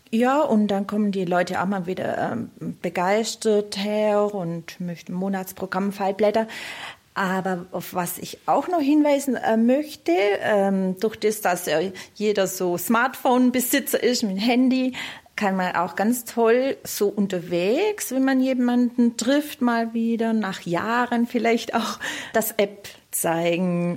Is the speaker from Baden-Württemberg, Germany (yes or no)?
yes; Steinhausen an der Rottum, Baden-Württemberg, Germany; accent: South German; aus dem Kreis Biberach, genau aus Steinhausen an der Rottung